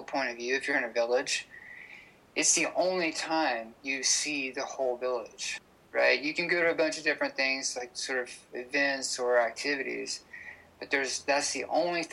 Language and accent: English; San Diego, California, United States; I'm a filmmaker from San Diego, California